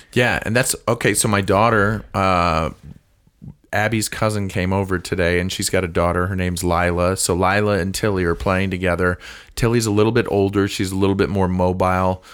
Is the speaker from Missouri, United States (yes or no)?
yes; St. Louis, Missouri, United States; I grew up in Saint Louis. I went to school in Saint Louis.